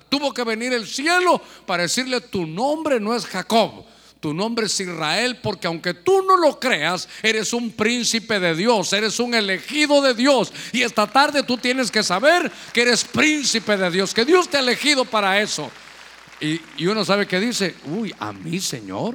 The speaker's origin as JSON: {"language": "Spanish", "country": "Guatemala", "tie": "born or raised there", "moved": "yes", "said": "allá en mi tierra, allá donde nací en Guatemala"}